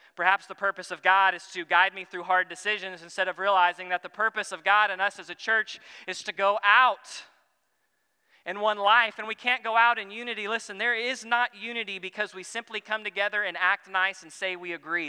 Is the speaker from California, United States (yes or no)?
no; Texans, Texas, United States; we're Texans. Texans love our state